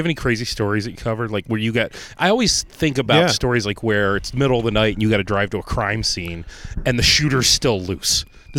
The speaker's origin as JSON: {"language": "English", "region": "Ohio", "country": "United States", "moved": "yes", "lives_now": "Rochester, United States", "said": "I'm from Ohio"}